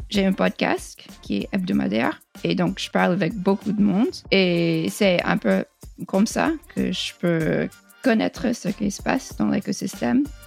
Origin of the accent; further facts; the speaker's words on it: United States; French is a second language; je suis américaine